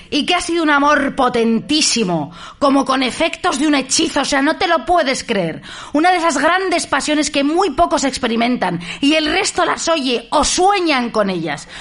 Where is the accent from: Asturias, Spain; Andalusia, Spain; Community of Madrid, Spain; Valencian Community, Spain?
Community of Madrid, Spain; Madrid; soy de Madrid yo